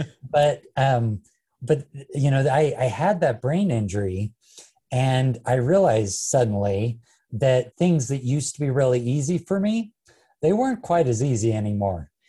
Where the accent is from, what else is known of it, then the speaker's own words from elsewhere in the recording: Ogden, Utah, United States; my hometown of Ogden